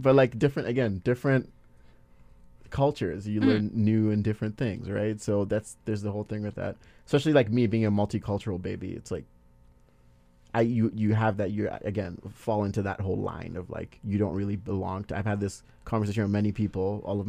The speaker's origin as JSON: {"language": "English", "country": "Nigeria", "accent": "Nigerian", "said": "my Nigerian accent, a little bit of it just comes out because I'm trying to level up with the accent they're coming at me"}